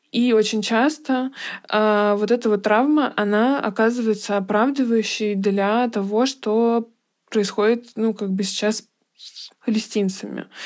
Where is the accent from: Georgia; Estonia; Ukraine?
Georgia; now in Moscow, Russia; я с Кавказа, но тем не менее, что я из Грузии